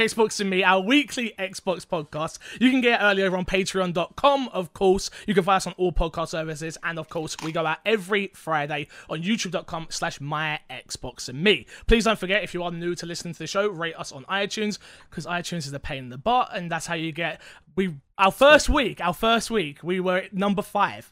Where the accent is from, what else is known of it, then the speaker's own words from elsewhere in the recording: United Kingdom; I'm British.